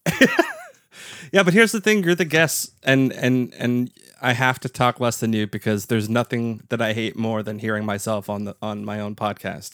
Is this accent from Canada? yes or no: yes; Canada; as a Canadian podcast listener and never in attendance